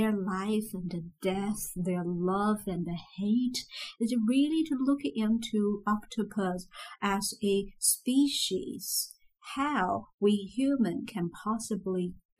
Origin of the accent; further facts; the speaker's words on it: Zhejiang, China; moved away as an adult; also born or lived in Beijing; I'm from Zhejiang region, so it's not that kind of food I grew up